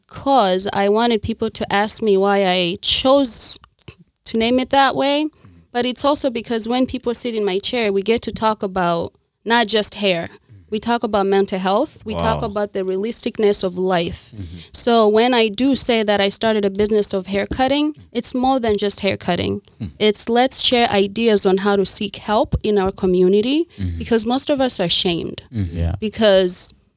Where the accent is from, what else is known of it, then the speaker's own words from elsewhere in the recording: Zambia; moved away; also born or lived in Rwanda / Tanzania / Kenya; I'm from Rwanda, and I grew up in Zambia and a little bit of Tanzania.